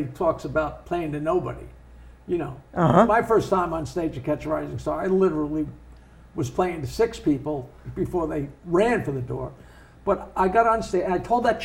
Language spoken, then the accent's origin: English; United States; I grew up in the United States and I was a young boy